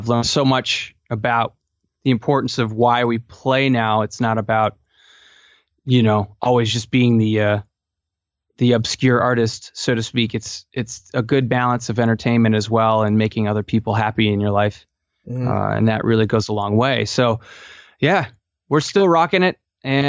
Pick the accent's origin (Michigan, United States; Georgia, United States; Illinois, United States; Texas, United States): Illinois, United States; Palatine; Basically, I grew up in Chicago suburbs, Palatine, Illinois, and started playing at the age of 8